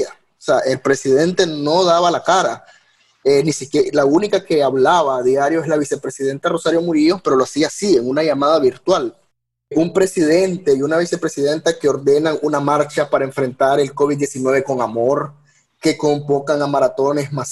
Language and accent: Spanish; Nicaragua; eh, tengo 28 años, soy periodista nicaragüense.